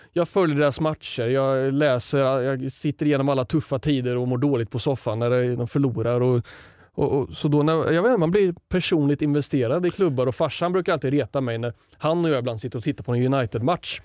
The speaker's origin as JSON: {"language": "Swedish", "town": "Sundsvall", "region": "Västernorrland County", "country": "Sweden", "tie": "born or raised there", "said": "Jag växte upp i Sundsvall"}